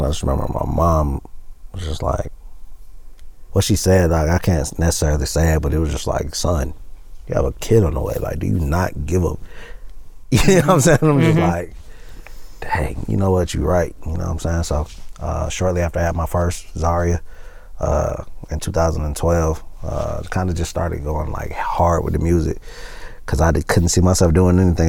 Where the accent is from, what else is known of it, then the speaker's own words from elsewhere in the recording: Atlanta, Georgia, United States; from East Side